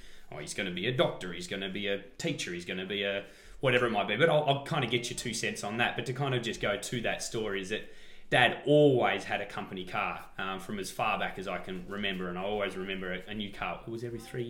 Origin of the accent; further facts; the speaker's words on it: Wantirna, Victoria, Australia; also born or lived in Elwood; But then you moved us out to Wantirna